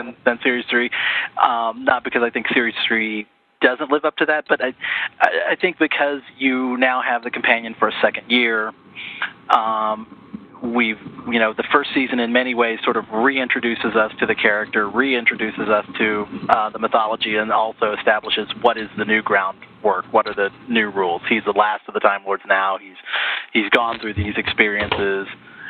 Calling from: Terre Haute, Indiana, United States; Terre Haute, Indiana. At least at the moment, so.

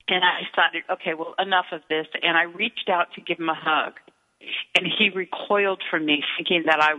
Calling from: San Francisco, California, United States; It's always a great day in San Francisco, but we've entered into the foggy time.

